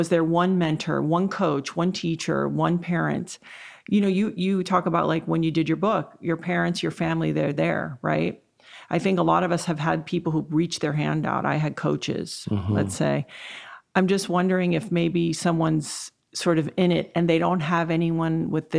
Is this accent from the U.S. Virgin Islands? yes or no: yes; U.S. Virgin Islands; I was raised in the Virgin Islands. I didn't have the most stable childhood.